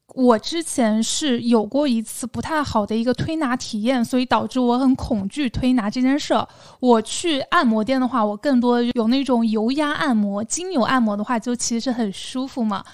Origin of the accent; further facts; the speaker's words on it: southern China, China; accent: southern; 但事实上我的口音还是很难放的，偶尔会产生一些塑料普通话